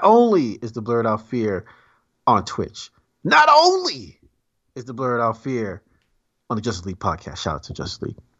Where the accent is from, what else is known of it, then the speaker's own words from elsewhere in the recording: New York, United States; moved away; I'm from New York.